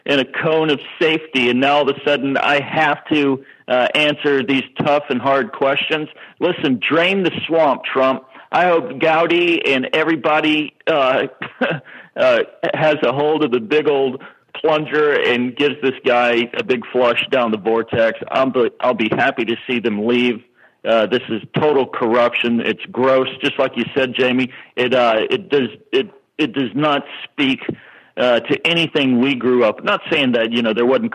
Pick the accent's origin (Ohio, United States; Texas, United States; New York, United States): Texas, United States; I'm a Texan